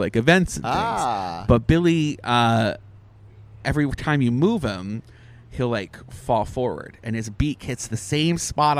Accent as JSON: {"language": "English", "country": "Canada", "said": "We're the Canadian mafia"}